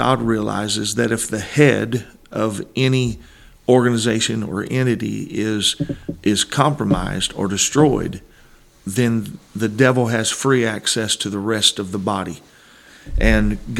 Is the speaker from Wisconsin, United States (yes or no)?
no; Granite City, Illinois, United States; moved away as an adult; I was born in Granite City, Illinois, 1972